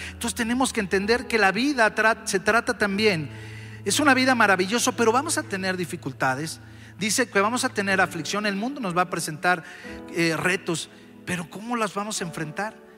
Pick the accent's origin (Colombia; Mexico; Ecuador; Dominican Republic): Mexico; Mexico City; los que somos aquí de la Ciudad de México